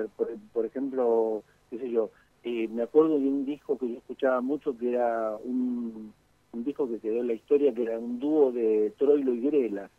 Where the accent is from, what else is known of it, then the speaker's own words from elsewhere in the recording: Banfield, Buenos Aires Province, Argentina; also born or lived in Lomas de Zamora; yo soy de Banfield en realidad, porque yo, creo que es, uno es de la casa donde nació, no del sanatorio